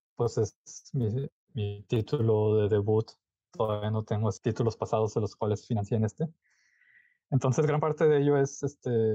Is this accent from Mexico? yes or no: yes; Monterrey, Nuevo León, Mexico; yo soy de Monterrey